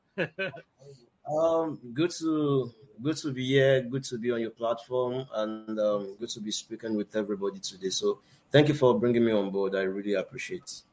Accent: Oyo, Nigeria; basically from Nigeria, from um, Oyo State, Nigeria, and um, I'm presently in Nigeria as well

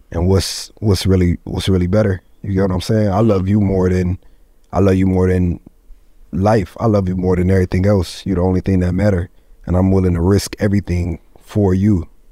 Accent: Syracuse, New York, United States; born or raised there; also born or lived in Ithaca, New York / Goose Creek, South Carolina; now in North Carolina, United States

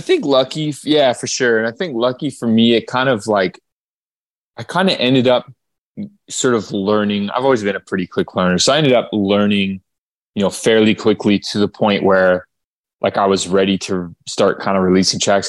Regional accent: Okotoks, Alberta, Canada; moved away as an adult; also born or lived in Calgary, Alberta; now in Toronto, Canada; I grew up in Calgary, uh, Calgary, Alberta, Canada. Um, actually, in a town called Okotoks

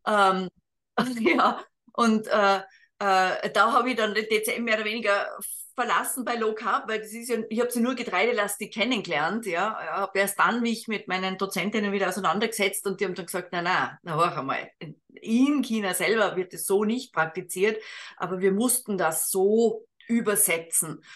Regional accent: Austria; als Österreicherin

